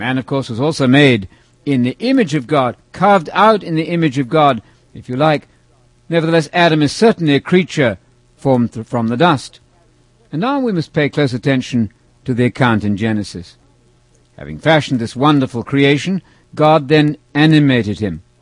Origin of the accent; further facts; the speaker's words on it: England, United Kingdom; I was about 13 years old, growing up in England.